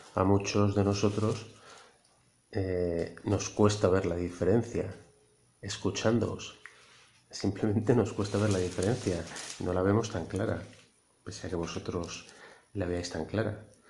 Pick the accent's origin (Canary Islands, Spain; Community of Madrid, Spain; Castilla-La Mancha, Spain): Community of Madrid, Spain; Madrid; also born or lived in Lleida / Barcelona; now in Castellón, Spain; yo soy madrileño, pero he vivido siete años en Cataluña